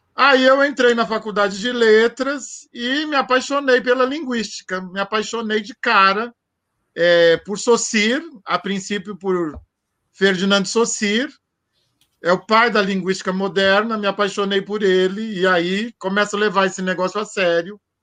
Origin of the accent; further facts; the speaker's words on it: Santo André, São Paulo, Brazil; Eu nasci em Santo André, eu sou nascido em Santo André aqui, é, sou andreense de nascimento